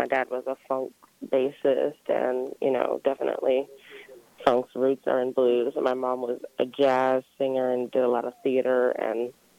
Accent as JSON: {"language": "English", "area": "Prince George's County", "region": "Maryland", "country": "United States", "tie": "born or raised there", "said": "I grew up in PG County, actually."}